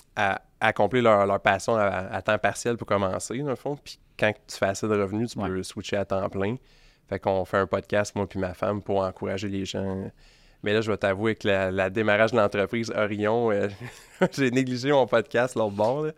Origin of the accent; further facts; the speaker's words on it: Beloeil, Quebec, Canada; 37 ans, euh, j'ai grandi à Belleuil